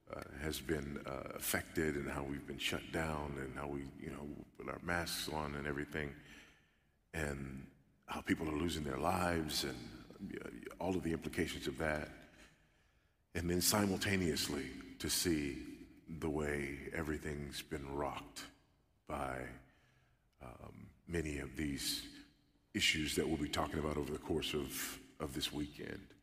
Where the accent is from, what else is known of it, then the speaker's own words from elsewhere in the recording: California, United States; now in Texas, United States; I'm a Californian by birth, but a Texan by the grace of God